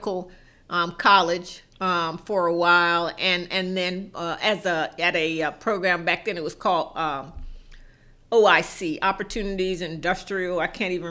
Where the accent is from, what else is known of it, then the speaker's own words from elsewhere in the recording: South Carolina, United States; moved away as an adult; also born or lived in Philadelphia, Pennsylvania / Virginia; I grew up in South Carolina